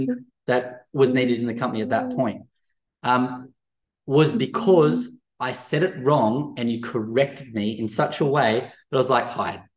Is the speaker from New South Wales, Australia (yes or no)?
yes; Central Coast, near Erina, New South Wales, Australia; growing up on the Central Coast near Erina